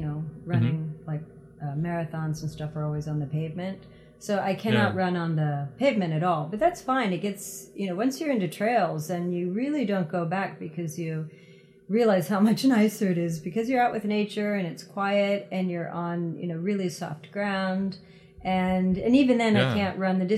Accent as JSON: {"language": "English", "region": "Ohio", "country": "United States", "tie": "born or raised there", "moved": "as an adult", "lives_now": "Japan", "said": "I'm actually from Ohio"}